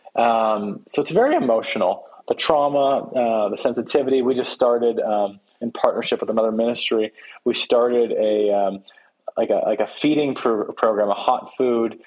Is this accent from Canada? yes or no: yes; Canada; I'm from Canada